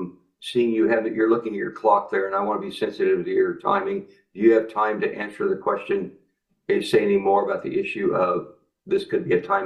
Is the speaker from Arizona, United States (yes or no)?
no; Kansas, United States; the farm I grew up on in Kansas.